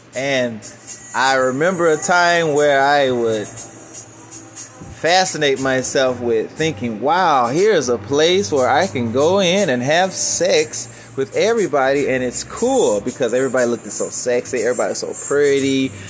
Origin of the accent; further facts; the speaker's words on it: Chicago, Illinois, United States; I'm from Chicago